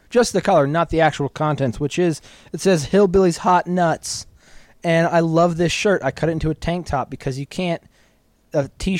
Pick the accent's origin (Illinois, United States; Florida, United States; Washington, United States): Florida, United States; now in Albuquerque, United States; I am from the South because I was raised in Florida.